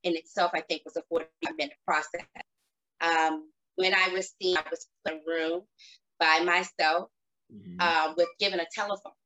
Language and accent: English; Baltimore, Maryland, United States; I grew up in Baltimore, Maryland